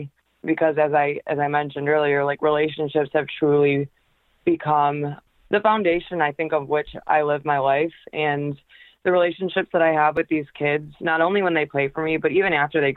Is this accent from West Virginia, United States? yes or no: no; Michigan, United States; also born or lived in Macomb, Michigan; I am actually from Michigan. I live in a little suburb called Macomb, about a half hour outside of Detroit